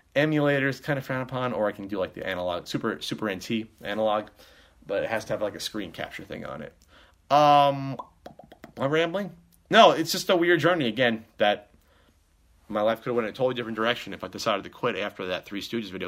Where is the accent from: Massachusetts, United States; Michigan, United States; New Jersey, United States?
New Jersey, United States; we're both from Jersey